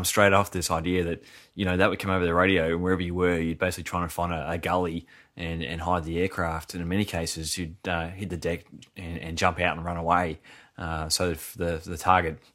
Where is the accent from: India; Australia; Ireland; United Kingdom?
Australia; growing up in Australia, you know, I would have been in primary school when all this was happening.